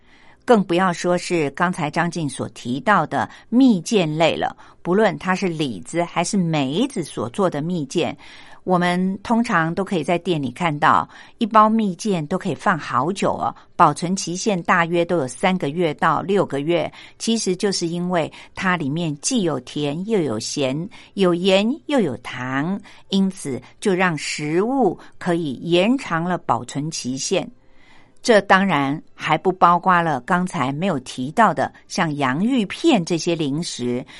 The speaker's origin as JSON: {"language": "Chinese", "country": "Taiwan", "said": "而我们台湾人的饮食习惯呢，使我们盐分的摄取量真的会比西方人来得高。"}